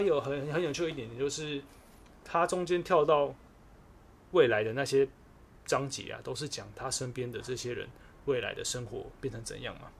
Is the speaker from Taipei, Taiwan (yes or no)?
yes; Taipei, Taiwan; also born or lived in Taichung; 我是台北人，然后跑去台中读大学